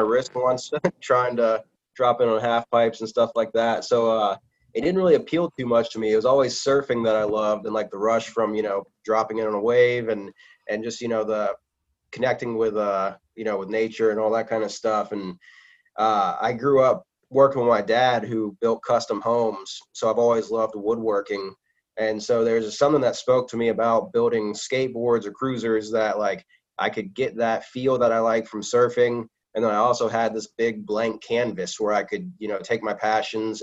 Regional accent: Hilton Head, South Carolina, United States; moved away; I was born and raised in Hilton Head, South Carolina

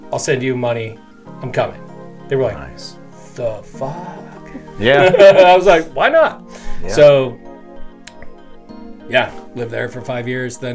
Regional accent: Anchorage, Alaska, United States; moved away as an adult; also born or lived in Wisconsin / Lake Tahoe, California / Northern California; Born in Anchorage, lived there until I was 18. Week after high school, moved to Wisconsin for college. Was there for seven years.

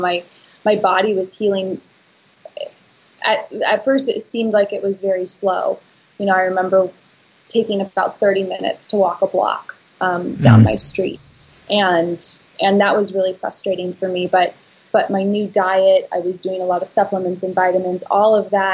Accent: Santa Barbara, California, United States; I was from Santa Barbara

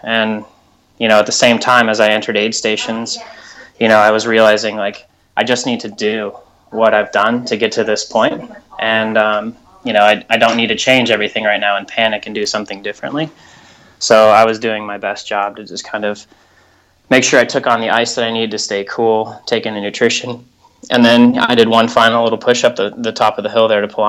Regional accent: United States

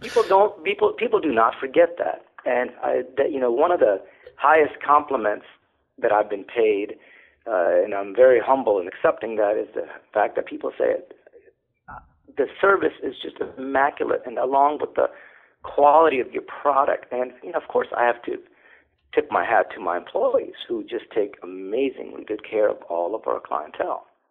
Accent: California, United States; moved away as an adult; now in Alexandria, United States; I grew up in California, as a teenager

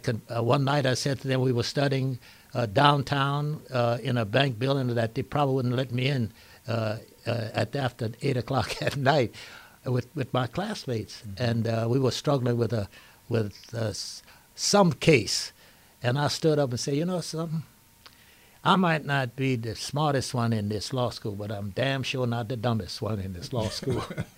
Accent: Lafayette, Louisiana, United States; moved away; also born or lived in New Orleans; I was born and raised in Lafayette.

